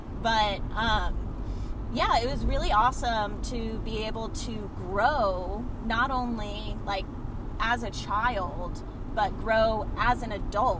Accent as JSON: {"language": "English", "region": "South Carolina", "country": "United States", "tie": "born or raised there", "also_born_or_lived": "South Florida", "said": "I moved to South Carolina from South Florida when I was 12 years old"}